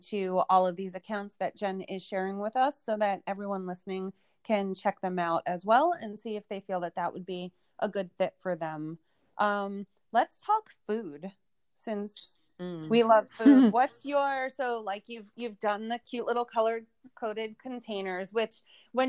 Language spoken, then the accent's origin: English; United States; I'm American